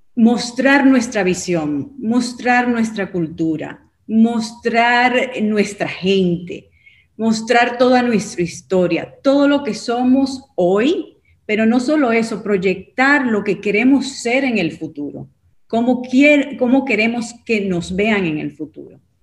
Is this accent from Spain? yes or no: no; Dominican Republic; now in United States; Soy dominicana, pero he estado viviendo en, en, los Estados Unidos por los últimos 35 años